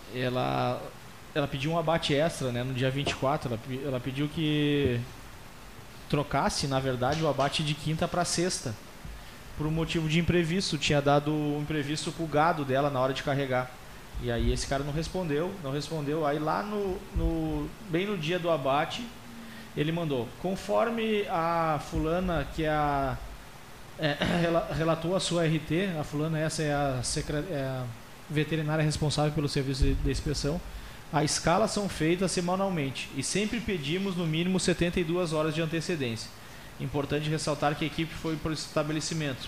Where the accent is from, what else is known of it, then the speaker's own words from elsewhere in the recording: Alegrete, Rio Grande do Sul, Brazil; moved away as an adult; now in Pelotas, Brazil; Eu sou natural de Alegrete e eu vim morar em Pelotas para fazer faculdade